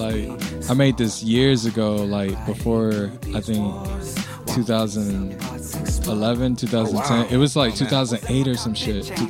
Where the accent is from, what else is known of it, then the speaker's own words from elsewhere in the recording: Virginia, United States; moved away as an adult; now in Tokyo, Japan; I'm from Virginia.